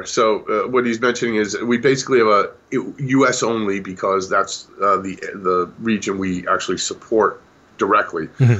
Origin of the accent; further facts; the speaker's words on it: Boston, Massachusetts, United States; I grew up in the Boston area, in the Northeast, my entire life.